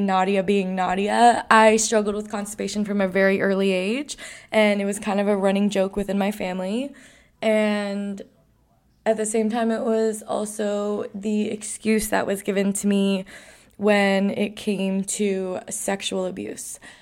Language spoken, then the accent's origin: English; New York, United States; I grew up around the World Trade Center post nine eleven